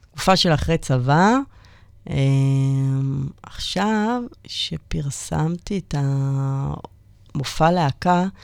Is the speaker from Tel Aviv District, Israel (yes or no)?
no; Kiryat Ono, Central District, Israel; אני מקריית אונו